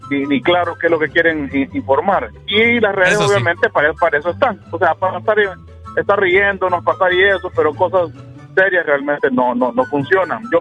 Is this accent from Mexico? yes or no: no; Honduras; acuérdense que somos más hondureños.